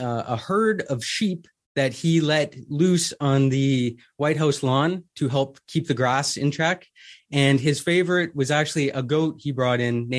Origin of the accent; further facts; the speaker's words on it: Canada; I am a Canadian